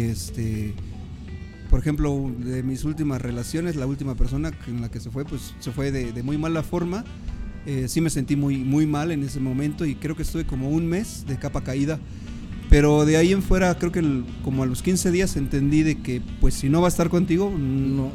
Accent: Mexico City, Mexico; yo soy originario de la Ciudad de México

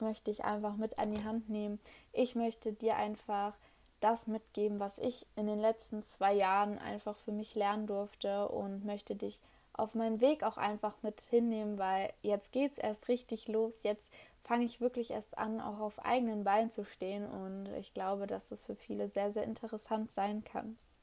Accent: Hanover, Lower Saxony, Germany; ich komme aus Hannover

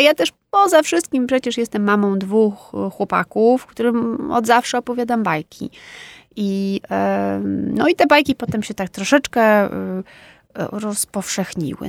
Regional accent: Warsaw, Masovian Voivodeship, Poland; also born or lived in Wisła, Cieszyn Silesia; urodziłam się i mieszkałam w Warszawie

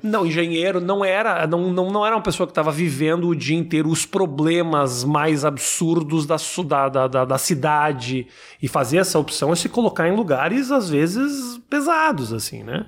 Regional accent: Porto Alegre, Rio Grande do Sul, Brazil; Eu mori a vida inteira no Menino Deus

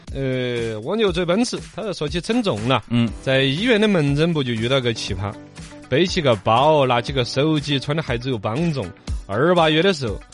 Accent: Chengdu, Sichuan, China; 像我们成都人

